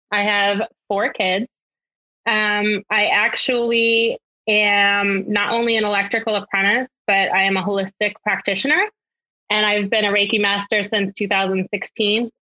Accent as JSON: {"language": "English", "region": "Connecticut", "country": "United States", "said": "I am not imported. I'm originally from Connecticut, but I have heard that I don't have that accent because I'm smack right next to Boston and New York and I seem to just have a regular voice."}